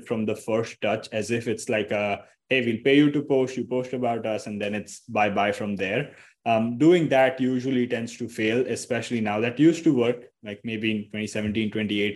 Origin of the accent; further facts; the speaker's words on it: Mumbai, Maharashtra, India; I'm from Mumbai, India.